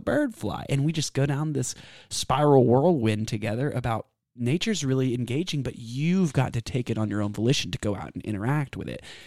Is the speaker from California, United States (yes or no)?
no; Austin, Texas, United States; also born or lived in San Antonio, Texas; I was raised here in Austin, born in San Antonio, and I've lived here my whole life